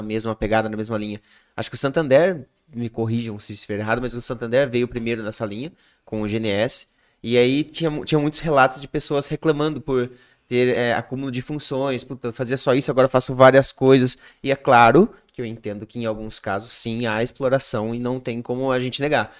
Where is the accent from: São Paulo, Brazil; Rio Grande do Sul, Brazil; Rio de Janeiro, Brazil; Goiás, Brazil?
São Paulo, Brazil; Piracicaba; eu sou de Piracicaba